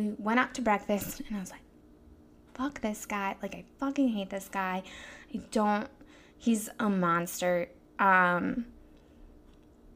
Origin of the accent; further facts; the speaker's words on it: Chicago, Illinois, United States; I am from Chicago